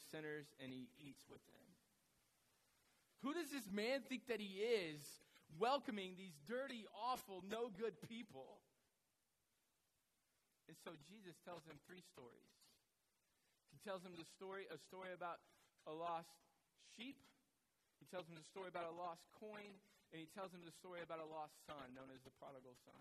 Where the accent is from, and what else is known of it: United States